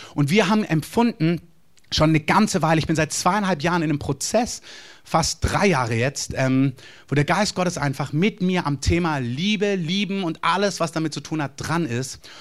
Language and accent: German; Germany; als Deutscher